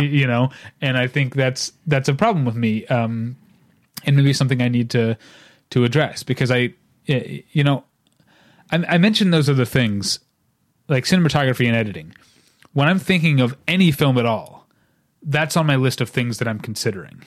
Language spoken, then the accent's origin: English; St. Louis, Missouri, United States; I'm from Saint Louis